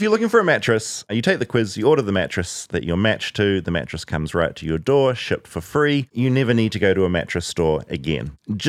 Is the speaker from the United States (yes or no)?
no; New Zealand; accent: New Zealand; moved away; I'm from New Zealand. It's the accent.